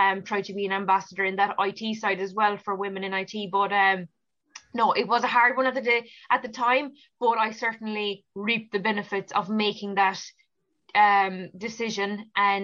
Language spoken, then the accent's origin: English; Ballineen, Munster, Ireland; growing up in Ballinine, like, all my life, going to school there, it's where I'm from